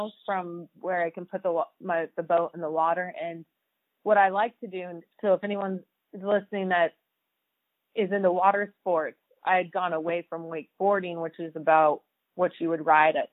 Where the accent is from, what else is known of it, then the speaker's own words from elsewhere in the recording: San Bernardino, California, United States; also born or lived in Indianapolis; now in Lake Havasu City, United States; growing up in Southern California by San Bernardino